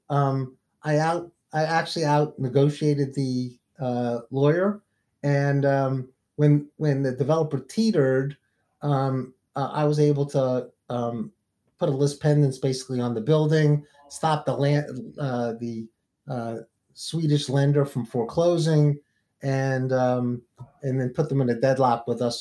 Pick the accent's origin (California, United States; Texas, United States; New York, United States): New York, United States; New York City; now in Atlanta, United States; I grew up in the projects, actually, uh, in East New York and Brooklyn.